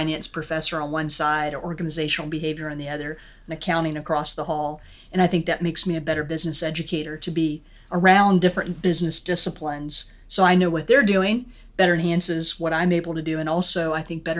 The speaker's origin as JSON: {"language": "English", "town": "Pensacola", "region": "Florida", "country": "United States", "said": "I'm from the Gulf Coast, actually, out along the Gulf of Mexico in Pensacola, Florida, the home of the Blue Angels and the whitest sand that I've ever seen."}